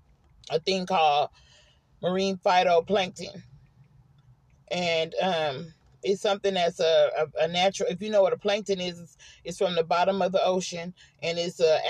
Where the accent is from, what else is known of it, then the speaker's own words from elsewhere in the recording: Oakland, California, United States; moved away as an adult; now in Arkansas, United States; I grew up in Oakland